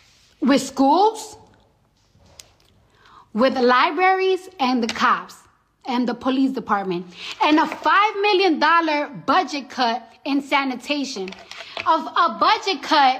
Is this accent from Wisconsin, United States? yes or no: no; New York City, New York, United States; moved away as an adult; now in New Jersey, United States; I don't give a fuck if I live in Jersey, bitch. I'm from the Bronx.